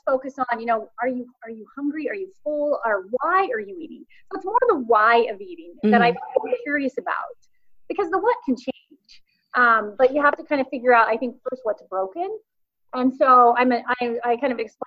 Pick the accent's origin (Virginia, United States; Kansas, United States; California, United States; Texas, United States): Kansas, United States; I grew up in Kansas on a farm